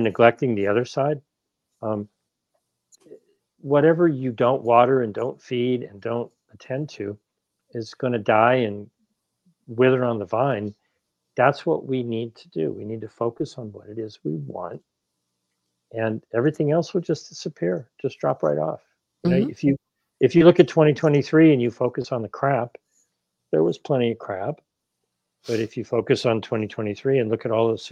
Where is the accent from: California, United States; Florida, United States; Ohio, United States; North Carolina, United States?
Ohio, United States; also born or lived in New England; now in Los Angeles, United States; I grew up in Ohio and I lived in New England.